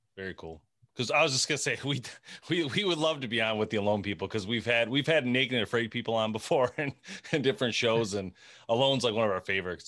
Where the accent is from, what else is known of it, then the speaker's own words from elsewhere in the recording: Michigan, United States; we're from Michigan